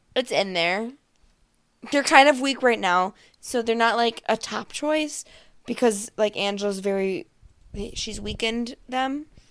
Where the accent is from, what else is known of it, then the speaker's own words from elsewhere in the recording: Buffalo, New York, United States; I'm from Buffalo. That's why I talk like that.